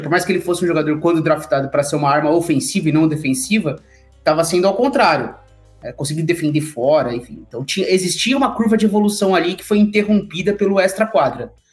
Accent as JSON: {"language": "Portuguese", "country": "Brazil", "said": "nós que somos brasileiros e amantes de todos os esportes"}